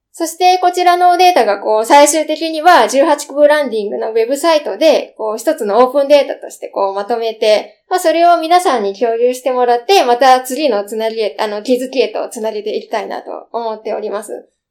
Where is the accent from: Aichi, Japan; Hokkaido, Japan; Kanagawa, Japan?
Kanagawa, Japan; Yokohama; もう私物心がついた時からもうずっと生まれも育ちも横浜なんですけども